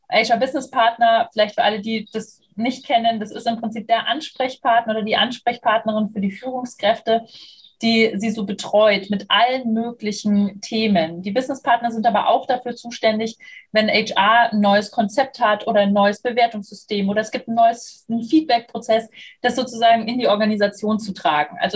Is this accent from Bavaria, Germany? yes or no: yes; Munich, Bavaria, Germany; now in Berlin, Germany; ich bin 35 Jahre alt, ich bin in München geboren und aufgewachsen. Inzwischen hat es mich nach Berlin geschwemmt, bin also Wahlberlinerin.